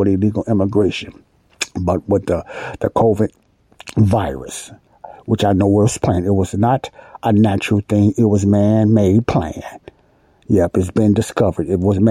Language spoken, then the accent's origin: English; Chicago, Illinois, United States; I was born and raised in Chicago, Illinois.